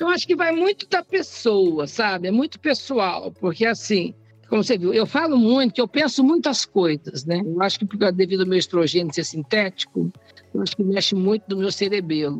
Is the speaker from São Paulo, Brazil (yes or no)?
no; Minas Gerais, Brazil; moved away; Eu sou mineira, eu sou religiosa, eu rezo muito, eu tenho oratório em casa